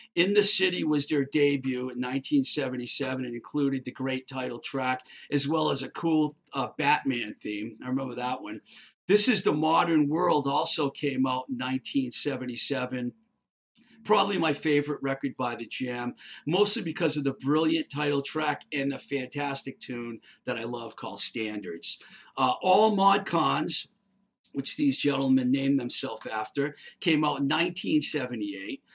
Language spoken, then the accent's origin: English; Webster, United States; I grew up in Webster, you know, so I was like from nowhere